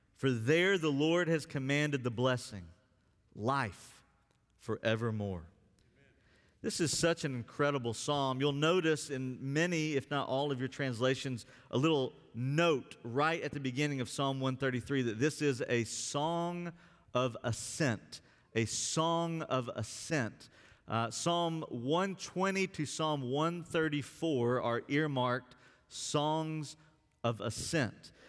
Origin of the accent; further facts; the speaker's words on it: Alabama, United States; also born or lived in West Virginia; now in Texas, United States; someone who grew up in Alabama